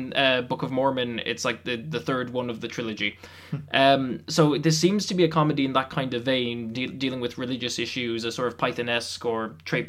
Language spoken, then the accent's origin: English; Ireland